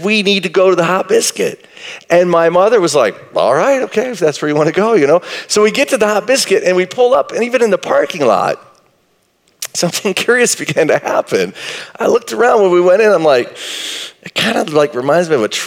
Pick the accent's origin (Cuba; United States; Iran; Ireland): United States; Marshall, Texas; I grew up in Marshall, Texas